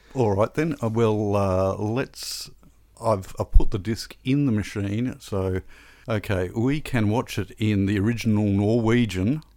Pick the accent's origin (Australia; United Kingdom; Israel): Australia; growing up in Australia